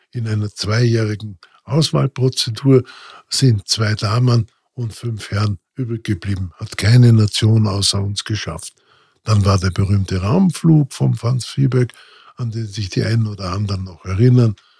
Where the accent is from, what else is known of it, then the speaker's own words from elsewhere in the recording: Gaschurn, Vorarlberg, Austria; accent: Vorarlbergerisch; moved away; also born or lived in Bregenz; Also in Bregenz geboren, dann in weiterer Folge im Montafon groß geworden